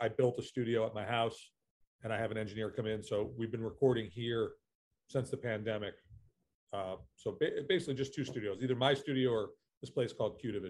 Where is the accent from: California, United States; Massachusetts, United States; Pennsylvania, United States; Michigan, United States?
Massachusetts, United States; moved away as an adult; also born or lived in Berkeley / Los Angeles; Well, I grew up just north of Boston. So I'm from New England, but I've moved around a lot.